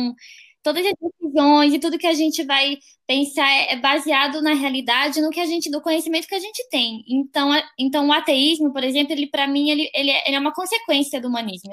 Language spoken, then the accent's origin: Portuguese; Brasília, Federal District, Brazil; sou de Brasília, moro em Brasília também